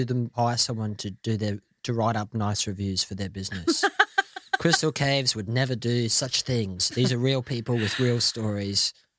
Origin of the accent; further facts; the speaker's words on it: Queensland, Australia; now in United Kingdom; because I'm from Queensland